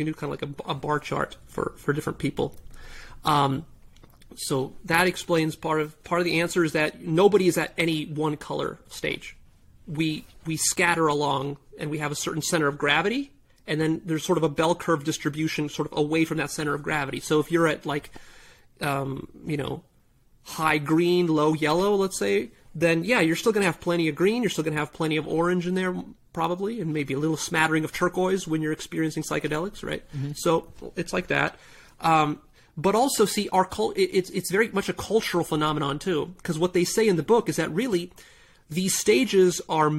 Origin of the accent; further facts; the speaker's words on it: California, United States; because I grew up like in Southern California.